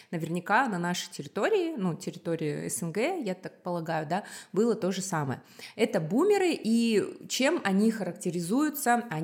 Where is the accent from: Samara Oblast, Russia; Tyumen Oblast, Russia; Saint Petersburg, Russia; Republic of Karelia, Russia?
Republic of Karelia, Russia; born there; им дали жилье в Карелии, и поэтому они туда переехали, вот, поэтому я родилась в Карелии, вот такая вот эм, история